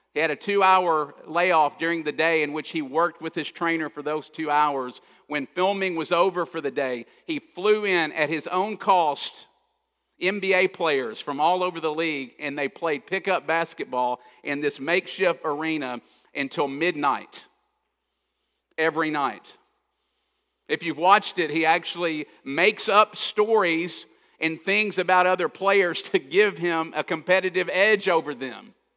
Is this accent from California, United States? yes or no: no; Kentucky, United States; I grew up in Kentucky, so I love basketball, always have